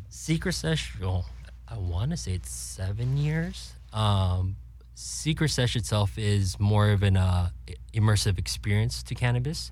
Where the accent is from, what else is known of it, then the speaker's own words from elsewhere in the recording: California, United States; born and raised in Cali